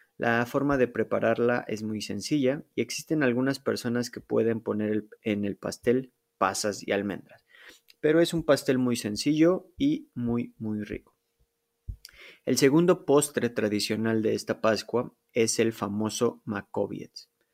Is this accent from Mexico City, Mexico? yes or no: yes; Mexico City, Mexico; moved away as an adult; now in Poland; yo nací en la Ciudad de México. Viví ahí por, digamos, más de 21 años